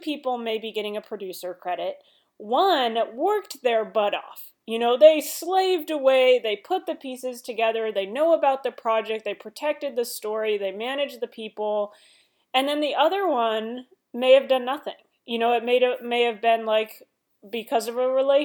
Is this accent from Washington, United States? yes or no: yes; Seattle, Washington, United States; moved away as an adult; now in Los Angeles, United States; I come from Seattle